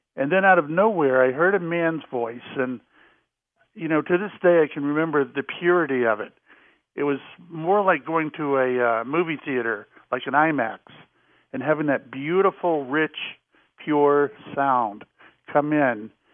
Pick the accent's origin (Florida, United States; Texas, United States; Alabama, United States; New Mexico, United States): Florida, United States; Jacksonville; moved away; also born or lived in Salem, Massachusetts; I grew up in Jacksonville, Florida